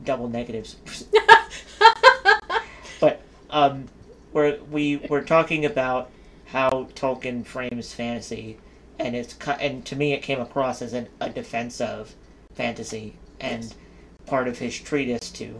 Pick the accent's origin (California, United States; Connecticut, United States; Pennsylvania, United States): Pennsylvania, United States; Philadelphia; we're from Philadelphia